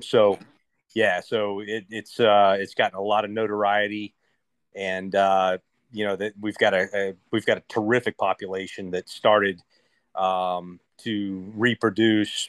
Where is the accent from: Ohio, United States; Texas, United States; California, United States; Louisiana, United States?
Ohio, United States; moved away as an adult; growing up in Ohio, you know, I was fishing lakes